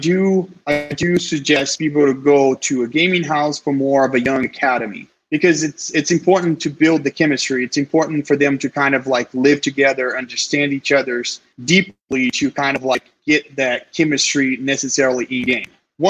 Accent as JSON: {"language": "English", "country": "Brazil", "moved": "yes", "said": "I'm from Brazil originally"}